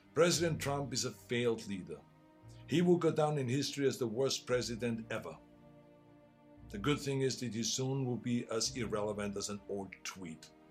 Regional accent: Austria; English is a second language; now in United States; I grew up in Austria.

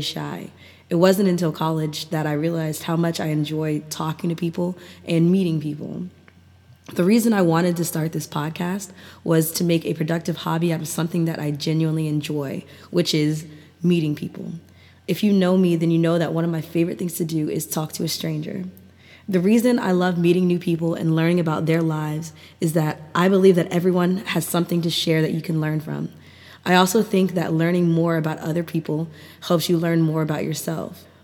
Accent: Maryland, United States; I grew up in Maryland, and I've lived here all my life

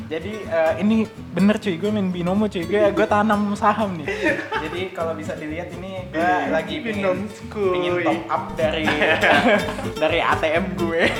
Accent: Makassar, South Sulawesi, Indonesia; Logat logat kampung itu tetap keluar. Eh, gue tidak melupakan logat gue ya, yeah. soalnya orang Makassar juga cuy.

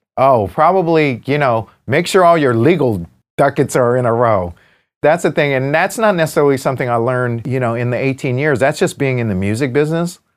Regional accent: United States; I'm American, right? While, while I'm an Asian American, I'm Chinese American, you know, I'm from here

